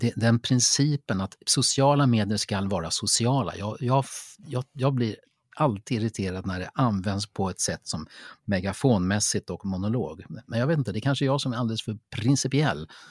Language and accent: Swedish; Lidingö, Stockholm County, Sweden; jag är uppvuxen på Lidingö